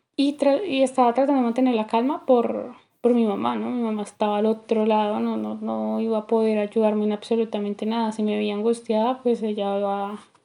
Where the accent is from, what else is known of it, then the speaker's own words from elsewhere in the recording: Colombia; moved away as an adult; also born or lived in New Jersey; now in United States; salí de Colombia a Nueva Jersey